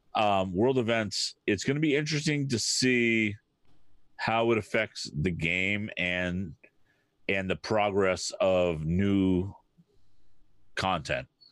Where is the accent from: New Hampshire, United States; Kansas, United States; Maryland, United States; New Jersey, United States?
New Hampshire, United States; I grew up in New Hampshire